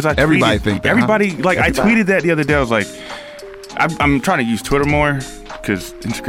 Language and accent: English; Virginia, United States; I'm from Virginia.